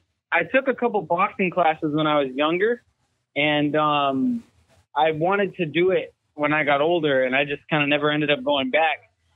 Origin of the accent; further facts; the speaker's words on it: Massachusetts, United States; I'm not from the Midwest. I'm from Massachusetts.